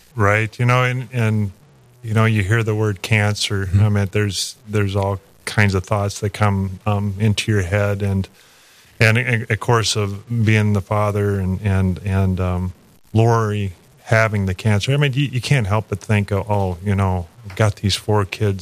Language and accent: English; Kansas City, Kansas, United States; moved away as an adult; also born or lived in Lawrence, Kansas; I was raised kind of in the Kansas City area